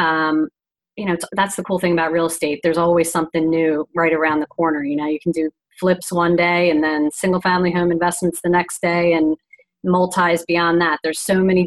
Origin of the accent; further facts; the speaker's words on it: Philadelphia, Pennsylvania, United States; also born or lived in Florida; we're from Philly